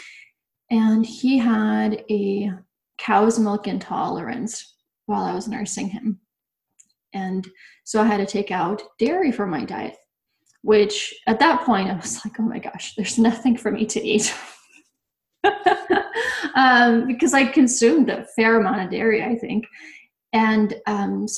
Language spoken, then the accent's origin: English; Bosnia & Herzegovina; also born or lived in Nebraska; now in Yakima, United States; I'm originally from Bosnia, and you don't find a lot of vegans or vegetarians in Bosnia. So I grew up on a lot of bread, a lot of dairy